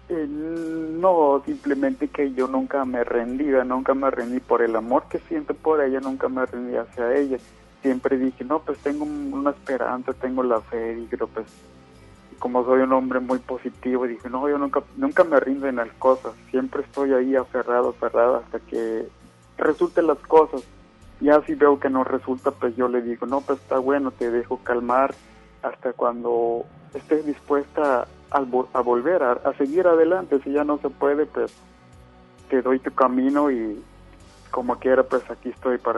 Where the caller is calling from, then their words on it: Apodaca, Nuevo León, Mexico; Pues sí, es Apodaca.